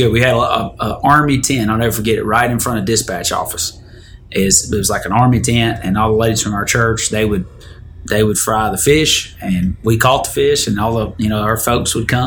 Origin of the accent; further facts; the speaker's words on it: Detroit, Michigan, United States; I went to my hometown this week. Detroit. Detroit